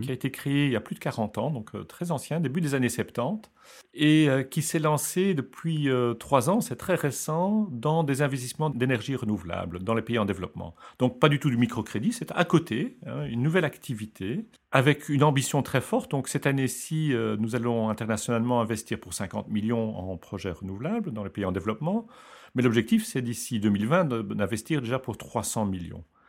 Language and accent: French; Belgium; je suis belge